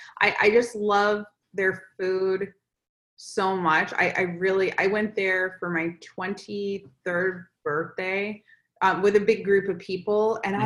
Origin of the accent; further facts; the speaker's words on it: Florida, United States; moved away as an adult; now in California, United States; obviously I'm from Florida as well.